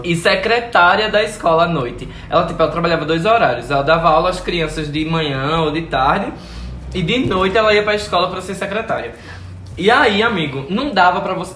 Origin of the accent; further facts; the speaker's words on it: Sirinhaém, Pernambuco, Brazil; Eu sou daquela região ah. de Recife, mas eu sou de Sirinhaém